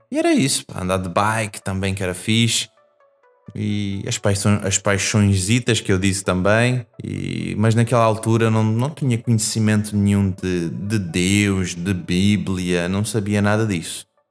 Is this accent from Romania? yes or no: no; Portugal; Eu vim para Portugal quando era bebê, não é? Criança. E eu cresci uh, aqui. Então a minha adolescência foi aqui em Portugal.